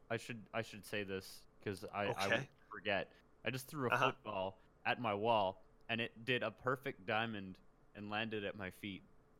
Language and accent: English; Canada; In Canada, we call football the same thing you guys.